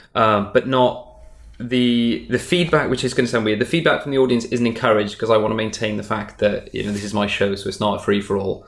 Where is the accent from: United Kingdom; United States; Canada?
United Kingdom; Wales; Wales, which is where I'm from. I'm from Wales in the UK.